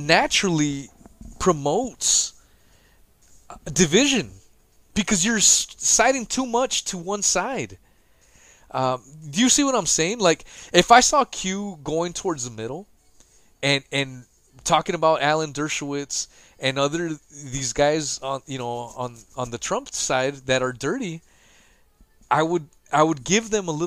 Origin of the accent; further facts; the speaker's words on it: United States; being an American myself